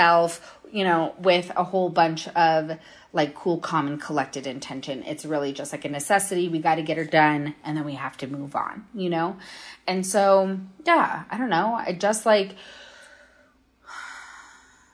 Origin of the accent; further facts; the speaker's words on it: Minnesota, United States; now in Denver, United States; growing up in Minnesota